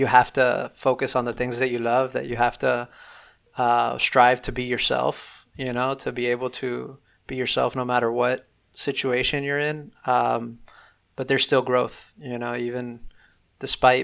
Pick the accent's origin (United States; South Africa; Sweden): United States; Miami, Florida; growing up in Miami